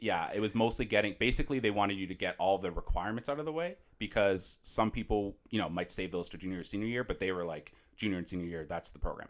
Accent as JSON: {"language": "English", "town": "Natick", "region": "Massachusetts", "country": "United States", "tie": "born or raised there", "said": "I'm actually from Natick, Massachusetts. Shout out Natick."}